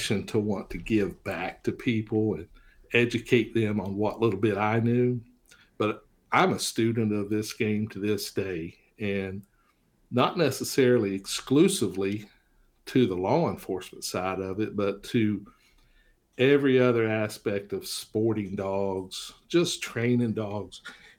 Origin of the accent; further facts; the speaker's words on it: Florida, United States; also born or lived in Richlands, Virginia; And of course, I was born in Richlands, which is in Tazewell County. And then my mother and father moved us to Florida when I was 7.